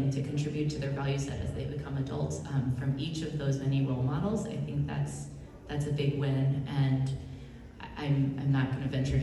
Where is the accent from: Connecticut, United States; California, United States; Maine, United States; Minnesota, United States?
Connecticut, United States; West Hartford; I grew up in West Hartford, Connecticut, not a big military town, not a lot of military.